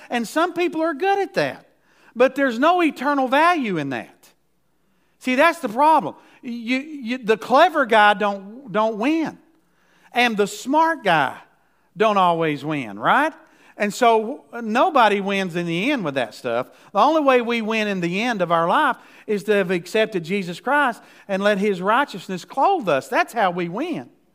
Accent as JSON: {"language": "English", "country": "United States"}